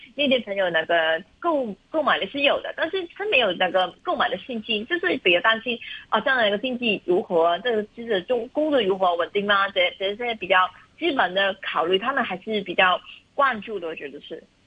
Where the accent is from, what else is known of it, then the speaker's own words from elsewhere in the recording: China; 我们中国人